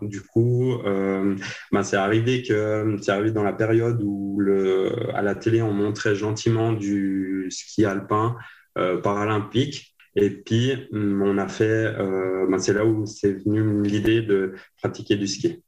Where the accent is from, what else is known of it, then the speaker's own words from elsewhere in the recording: Le Bouveret, Valais, Switzerland; je viens de la région de Port-Valais